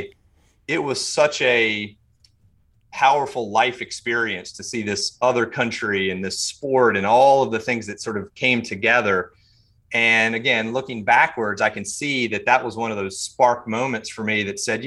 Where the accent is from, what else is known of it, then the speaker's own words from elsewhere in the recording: Charlotte, North Carolina, United States; also born or lived in Mint Hill; I grew up here in Charlotte